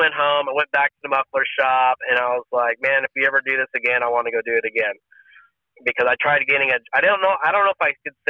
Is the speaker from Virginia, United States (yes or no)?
no; California, United States; It was a culture shock for me too, because I came from Northern California where, like, you know, if you needed a place to crash, you could sleep at anybody's house